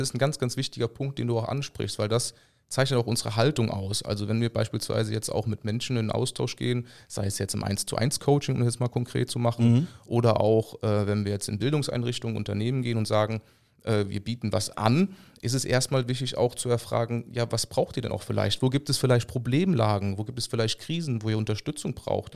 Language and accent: German; Rhineland, Germany; als Rheinländer